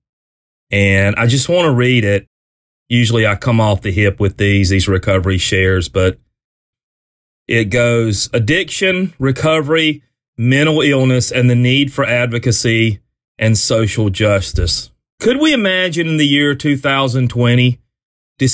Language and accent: English; South Carolina, United States; my home state, South Carolina